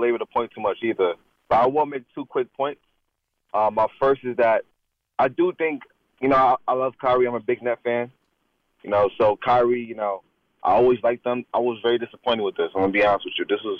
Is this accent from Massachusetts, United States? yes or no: no; New York, United States; I'm not from Brooklyn. I'm from Long Island.